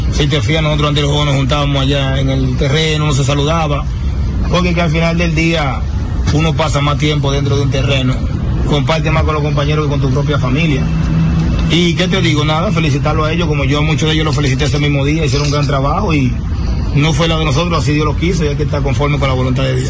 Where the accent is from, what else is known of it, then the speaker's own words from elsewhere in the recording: San Pedro de Macorís, Dominican Republic; para mí que soy de San Pedro, poder jugar en mi pueblo